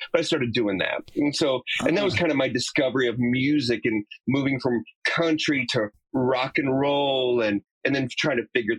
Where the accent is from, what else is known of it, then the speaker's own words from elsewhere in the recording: Texas, United States; we're totally rednecks from Texas, man.